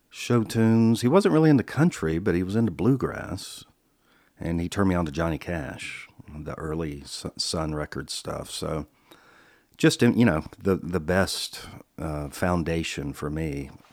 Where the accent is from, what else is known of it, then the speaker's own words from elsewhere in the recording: Charlotte, North Carolina, United States; moved away as an adult; also born or lived in Salisbury, North Carolina / California; I was born in Salisbury, North Carolina, nineteen sixty-three. Then Dad got a job in Charlotte, North Carolina. We moved there when I was about five or six.